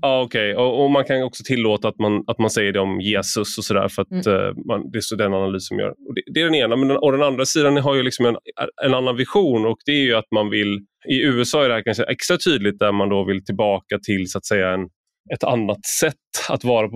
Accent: Sweden; jag har inget annat land, så att säga, jag har ingen annan, ingen annan bakgrund än, även mm. mitt namn antyder det, men det har jag inte. Jag är bara svensk

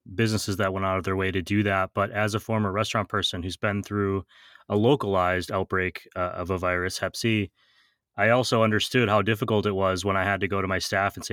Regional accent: Wisconsin, United States; I'm from Wisconsin. It's farm country.

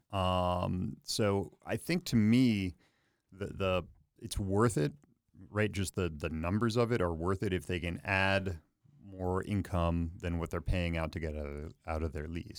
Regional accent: Philadelphia, Pennsylvania, United States; now in Chicago, United States; I'm from Philadelphia

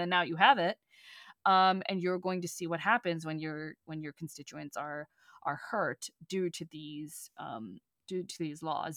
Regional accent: Texas, United States; moved away; the specific little town that I, I grew up in, in, in Texas

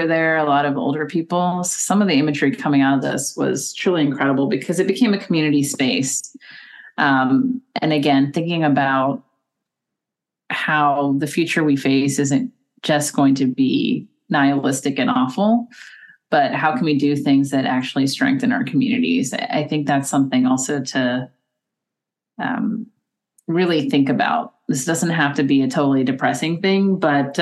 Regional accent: United States; as an American

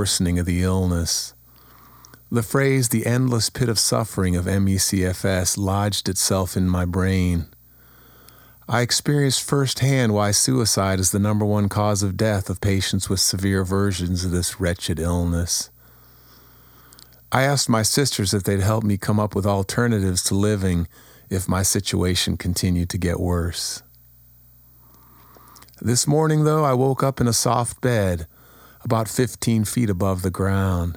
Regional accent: Kent, Ohio, United States; moved away as an adult; also born or lived in New York / Boston; I'm finally settling into my hometown.

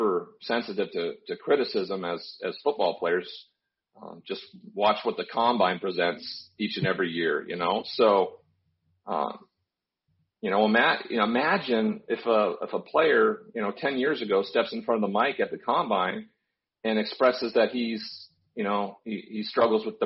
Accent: Montana, United States; I grew up in Montana

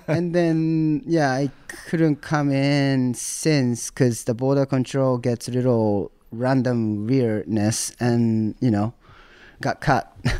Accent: Tokyo, Japan; English is a second language; moved away as an adult; now in United States; I grew up in Tokyo, Azabu, this neighborhood next to Roppongi.

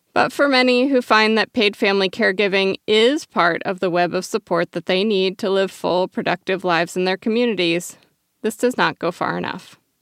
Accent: Oregon, United States; My home state of Oregon

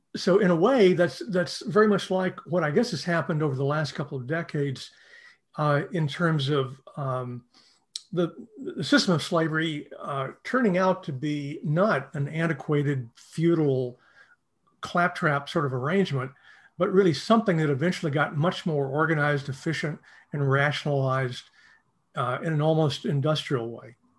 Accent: East Texas, United States; I grew up in a small town in East Texas

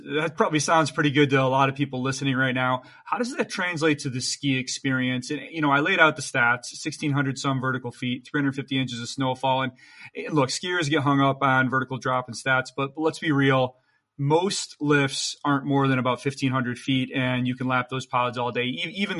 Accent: Michigan, United States; now in New York City, United States; You're actually a Midwestern guy. I'm a Midwestern guy as well. I grew up in Michigan.

